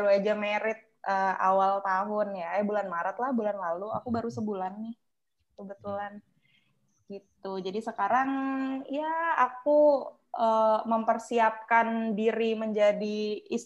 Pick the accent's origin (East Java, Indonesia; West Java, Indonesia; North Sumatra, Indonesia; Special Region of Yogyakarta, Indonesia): East Java, Indonesia; Surabaya; pulang ke Surabaya nih ini ceritanya aku orang Surabaya